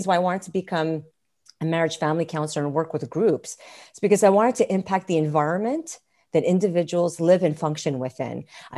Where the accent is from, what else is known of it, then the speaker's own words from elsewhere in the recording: Montreal, Quebec, Canada; moved away as an adult; now in Alberta, Canada; I'm not originally from Alberta. I'm from a province called Quebec in a town called Montreal. And I moved here about 16 years ago to Alberta.